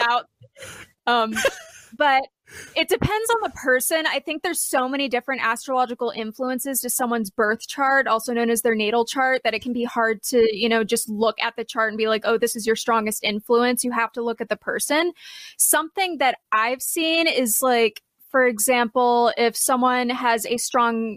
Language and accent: English; Virginia, United States; now in Sedona, United States; Originally, I'm from Virginia, but now I live in Sedona. So that's in Arizona